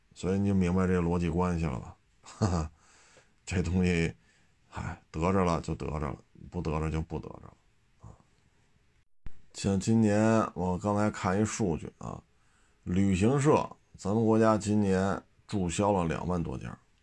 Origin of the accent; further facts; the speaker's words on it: Beijing, China; 就以我四十多岁啊，生在北京，长在北京